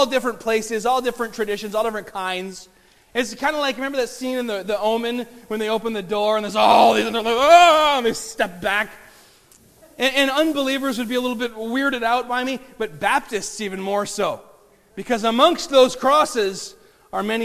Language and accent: English; Bay City, Michigan, United States; Aaron and I grew up in Bay City, which is like 98.9 or something percent Polish Catholic